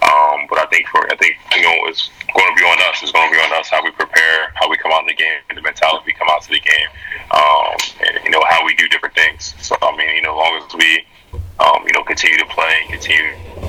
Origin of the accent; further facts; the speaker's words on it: Sicklerville, New Jersey, United States; moved away; give back to my hometown, give back to my community